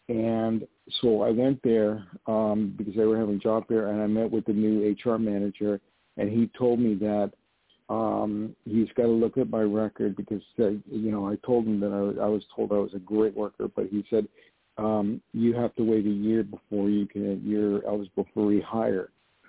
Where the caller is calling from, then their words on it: New York, United States; I'm calling from New York.